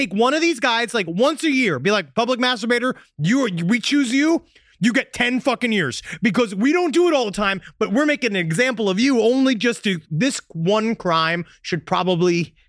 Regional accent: New York, United States; I know we're from New York.

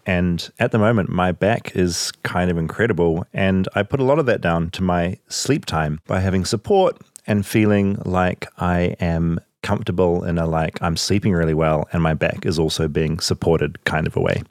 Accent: New Zealand

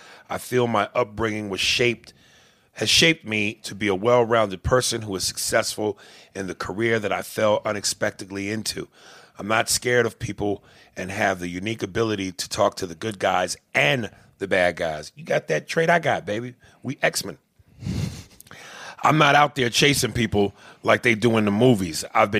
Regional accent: Bronx, New York, United States; I grew up poor in the Bronx on welfare with my grandmother.

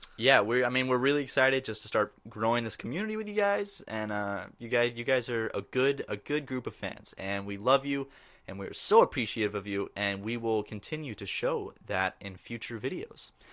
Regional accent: Charleston, South Carolina, United States; I'm from Charleston, which is like the, like, kinda like the city beach

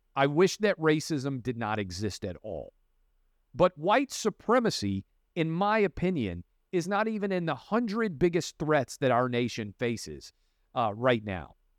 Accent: Tennessee, United States; I grew up in Tennessee and have been all over the South

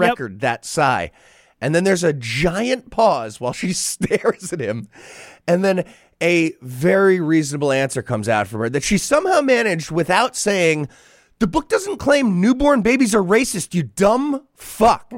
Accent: New York, United States; my home city of New York

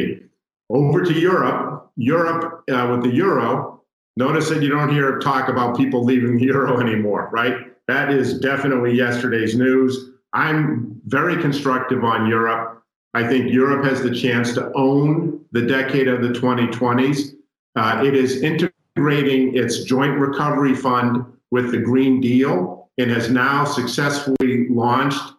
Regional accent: United States; as an American

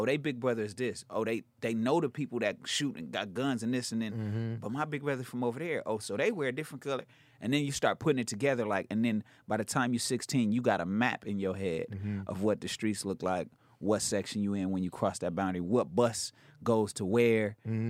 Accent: West Coast, United States; I'm from the West.

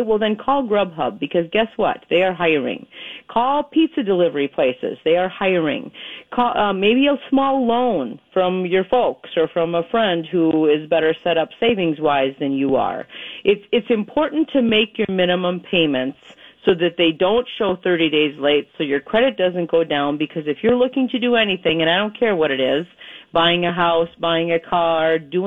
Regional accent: Minnesota, United States; moved away; I am from Minnesota

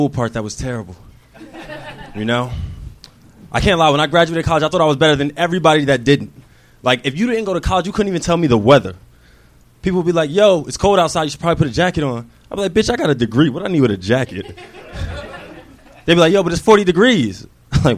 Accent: New Jersey, United States; moved away as an adult; now in Los Angeles, United States

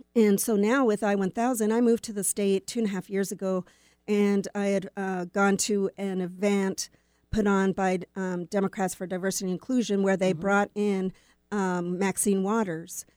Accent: near Winnipeg, Manitoba, Canada; moved away as an adult; also born or lived in Vancouver, Canada / Willmar, Minnesota; I grew up near Winnipeg

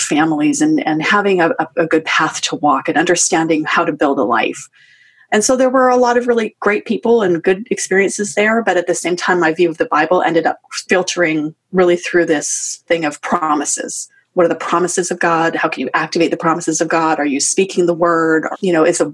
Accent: Western Canada, Canada; I am Canadian, grew up in Western Canada

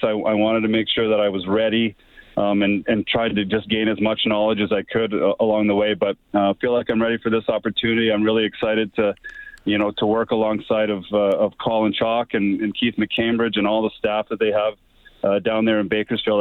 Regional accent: Camrose, Alberta, Canada; growing up in Camrose

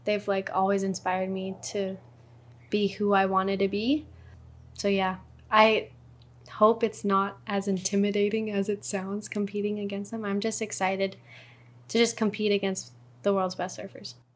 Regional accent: North Shore of Oahu, Hawaii, United States; I was born and raised on the North Shore. So, seventeen years, my whole life.

